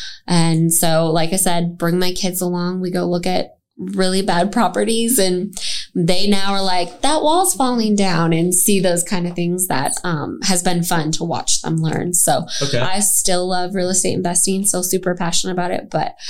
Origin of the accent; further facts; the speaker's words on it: Minneapolis, Minnesota, United States; now in Texas, United States; I'm from Minneapolis.